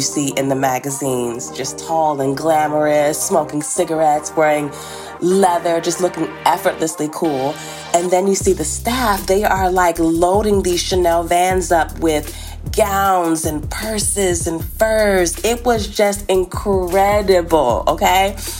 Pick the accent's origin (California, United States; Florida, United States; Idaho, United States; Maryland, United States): Maryland, United States; from Maryland.